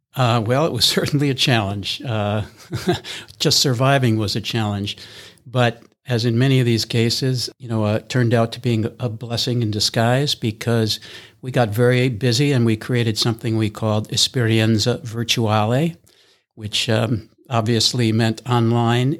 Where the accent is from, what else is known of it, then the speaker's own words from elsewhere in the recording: East Coast, United States; moved away as an adult; also born or lived in Midwest / Honolulu; now in Minneapolis, United States; I'm originally from the East Coast